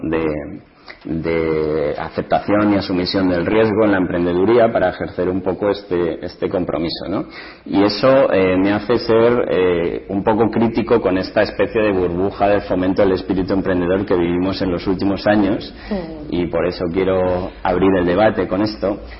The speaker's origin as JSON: {"language": "Spanish", "town": "Ciudad Real", "region": "Castilla-La Mancha", "country": "Spain", "tie": "born or raised there", "said": "yo nací en Ciudad Real en el año 75"}